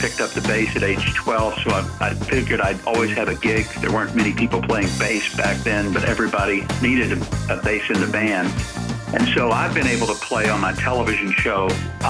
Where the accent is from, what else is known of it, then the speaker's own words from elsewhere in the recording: the South, United States; we grew up poor. I think a lot of people don't understand that that was pretty typical for a lot of us growing up in the South during that post-World War II era.